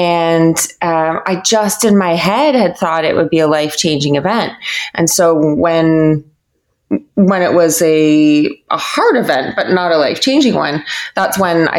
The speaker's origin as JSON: {"language": "English", "country": "Canada", "tie": "born or raised there", "said": "I grew up in Canada, a pretty privileged, normal life"}